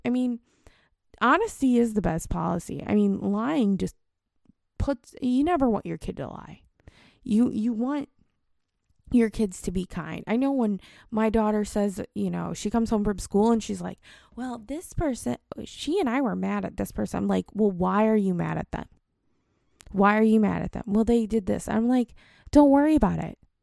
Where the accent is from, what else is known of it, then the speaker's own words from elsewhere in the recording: St. Louis, Missouri, United States; moved away; also born or lived in Cincinnati; I grew up in Saint Louis